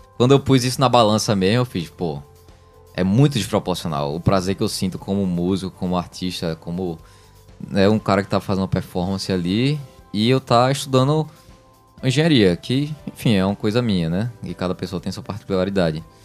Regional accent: Brazil; also born or lived in Recife; que eu nasci no Brasil

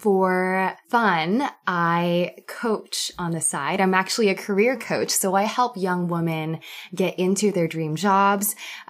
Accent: Vancouver, British Columbia, Canada; I'm 26 years old. I'm from Vancouver.

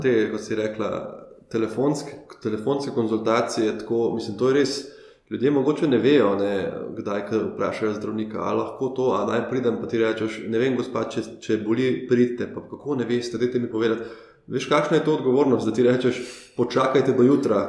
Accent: Ljubljana, Slovenia; kot Ljubljančan, ki živi v Ljubljani, odkar se je rodil

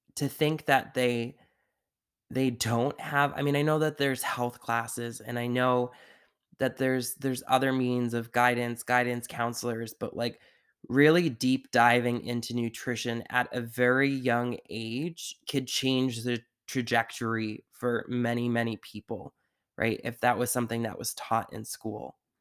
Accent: Sandwich, Massachusetts, United States; also born or lived in Taunton, Massachusetts; where we grew up on the Cape in Massachusetts in Sandwich was just a very closed off community

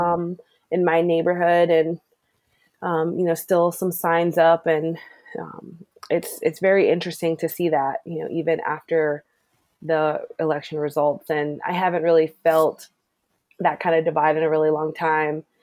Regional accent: Maryland, United States; also born or lived in Annapolis, Maryland; I grew up Mar- in Maryland. Um, I grew up in Glen but spent most of my summers in Annapolis

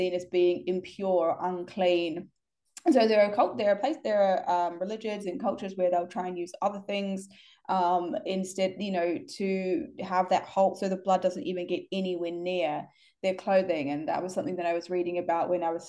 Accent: New Zealand; where I grew up in New Zealand

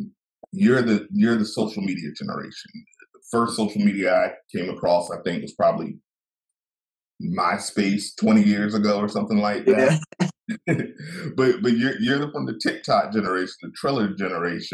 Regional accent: the South, United States; I'm from the South

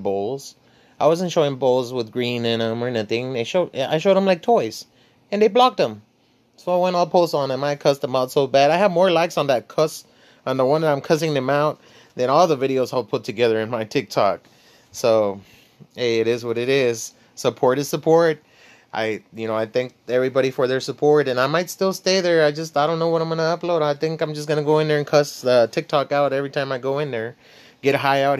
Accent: Laredo, Texas, United States; I was born in Laredo, Texas. I come from the barrio

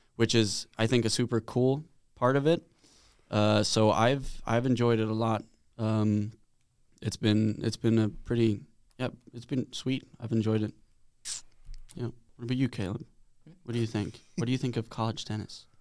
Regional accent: Sweden; moved away as an adult; now in United States; back home in Sweden, I'm from Sweden

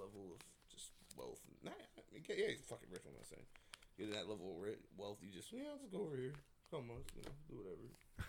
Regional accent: Dayton, Ohio, United States; No, I'm from Dayton.

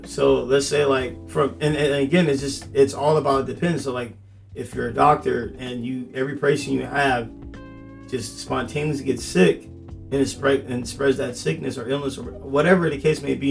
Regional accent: Temecula, California, United States; growing up in Temecula, you can't jaywalk

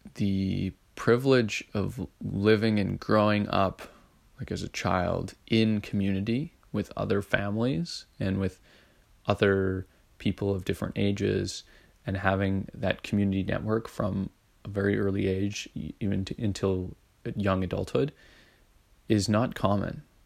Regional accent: Edmonton, Alberta, Canada; I grew up in Edmonton

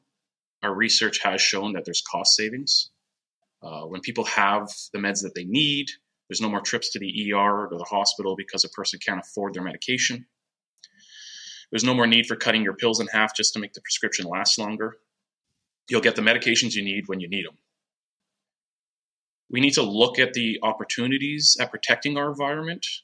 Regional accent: Durham Region, Ontario, Canada; I was born and raised in Durham region

